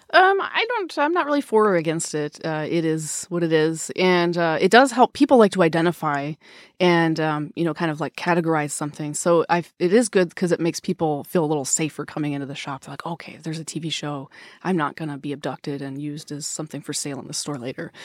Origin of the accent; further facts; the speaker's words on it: Wisconsin, United States; now in Seattle, United States; I grew up in Wisconsin